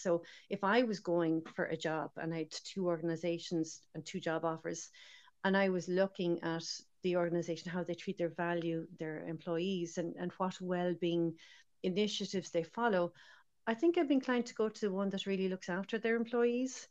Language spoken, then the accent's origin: English; Ireland; also born or lived in Dublin; now in Galway, Ireland; as irish people